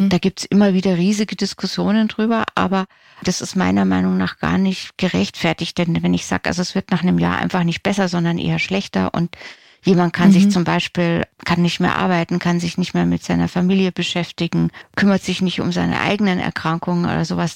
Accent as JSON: {"language": "German", "country": "Germany", "said": "bei uns in Deutschland"}